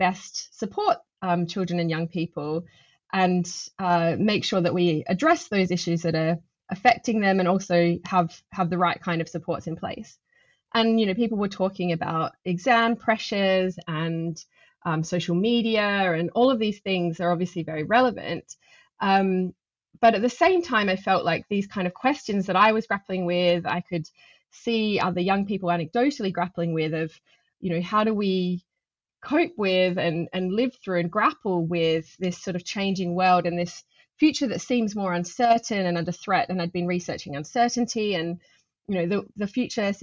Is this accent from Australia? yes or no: yes; Adelaide, South Australia, Australia; now in London, United Kingdom; growing up in Adelaide, surrounded by bushland in my family's house